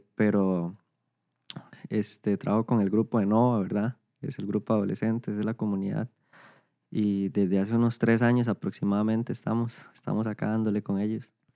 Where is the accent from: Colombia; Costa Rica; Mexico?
Costa Rica; San Isidro de El General, San José; aquí nací, de aquí he sido desde toda la vida